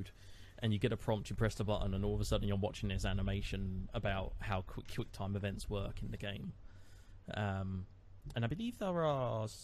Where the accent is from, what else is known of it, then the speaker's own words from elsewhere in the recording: England, United Kingdom; To me, as an English person